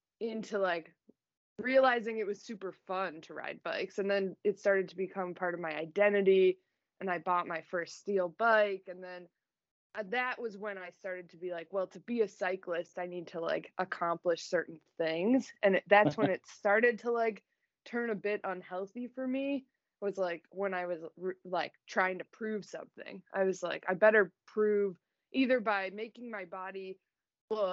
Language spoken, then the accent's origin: English; Chicago, Illinois, United States; I grew up in the suburbs of Chicago